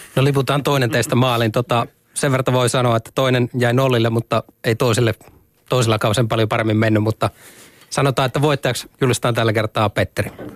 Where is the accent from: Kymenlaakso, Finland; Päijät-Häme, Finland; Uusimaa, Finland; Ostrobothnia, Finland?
Päijät-Häme, Finland; Lahti; mä oon lahtelainen